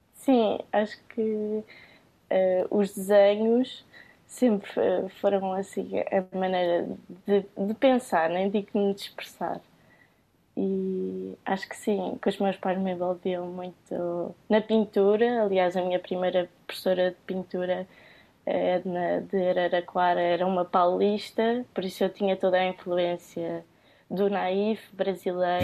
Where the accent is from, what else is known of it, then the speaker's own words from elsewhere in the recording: Cascais, Lisbon, Portugal; eu venho do Conselho de Cascais